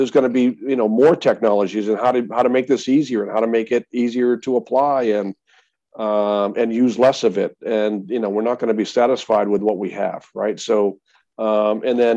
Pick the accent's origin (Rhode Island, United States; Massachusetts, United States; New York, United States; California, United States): Massachusetts, United States; I'm from Massachusetts